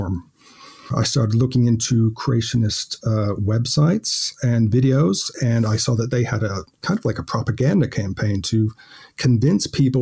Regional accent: United States; moved away as an adult; also born or lived in Ireland; now in Watford, United Kingdom; I was born in America, but my family, my mother's from England, my dad's from Ireland, and I had my teenage years over there

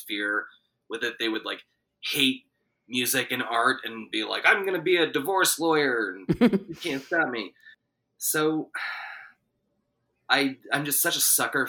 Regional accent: Santa Fe, New Mexico, United States; born or raised there; also born or lived in Los Angeles, California

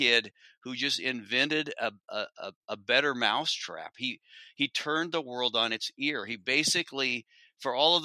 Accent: Corvallis, Oregon, United States; I grew up in Corvallis.

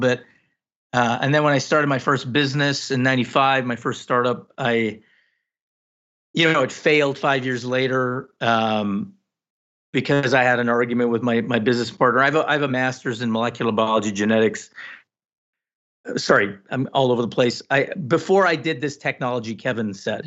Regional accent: Canada; also born or lived in Guyana; I came to Canada at 6

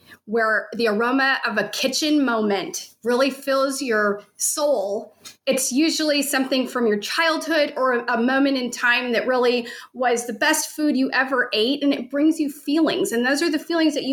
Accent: St. Louis, Missouri, United States; I was born and raised in St. Louis

